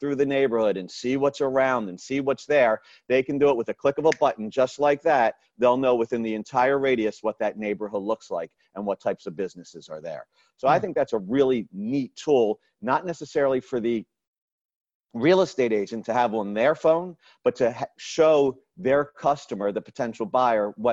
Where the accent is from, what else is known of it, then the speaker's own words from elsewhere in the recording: Raleigh, North Carolina, United States; I'm from Raleigh, North Carolina